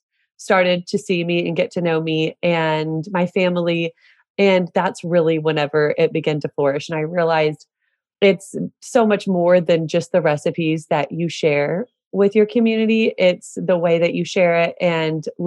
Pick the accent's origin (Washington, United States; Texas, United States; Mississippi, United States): Texas, United States; Celina; I'm from Salina, Texas, which is north of Dallas.